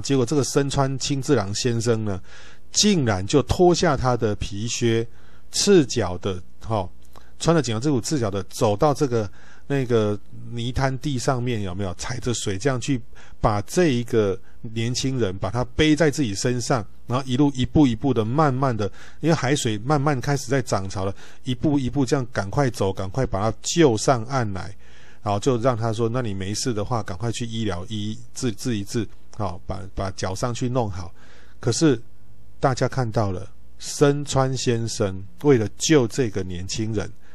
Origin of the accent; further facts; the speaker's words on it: Bagua Mountain area, Changhua County, Taiwan; 我们家那个八卦山上面那个日本神社，哈，我们那里有一座日本， 日本神社